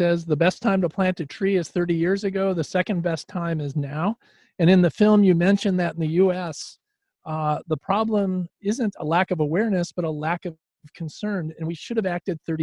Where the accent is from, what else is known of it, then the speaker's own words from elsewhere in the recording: Chicago, Illinois, United States; I'm from Chicago